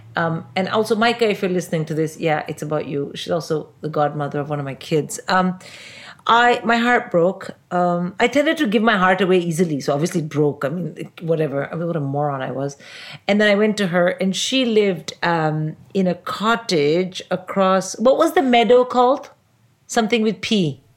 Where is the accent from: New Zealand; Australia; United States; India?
India; moved away as an adult; also born or lived in Oxford, United Kingdom; I'm from India